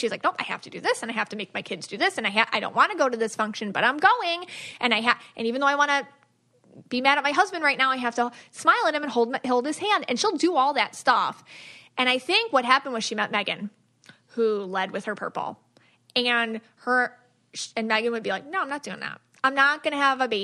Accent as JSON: {"language": "English", "country": "United States", "said": "me being an American"}